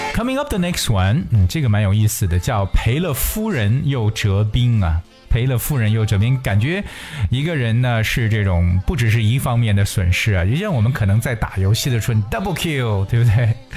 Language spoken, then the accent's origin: Chinese; China; 我们中国人常说啊